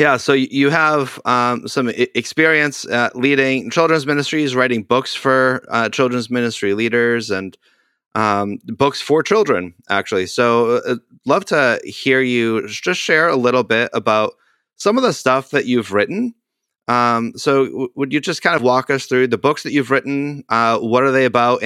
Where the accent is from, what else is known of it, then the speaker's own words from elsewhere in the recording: Boston, Massachusetts, United States; I'm from the Boston area